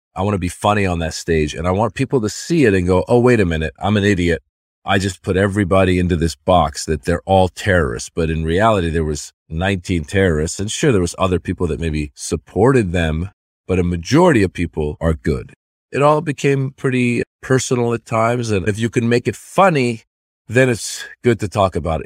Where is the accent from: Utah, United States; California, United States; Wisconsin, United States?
California, United States; Northern; also born or lived in Iran; As a kid, I grew up in Northern California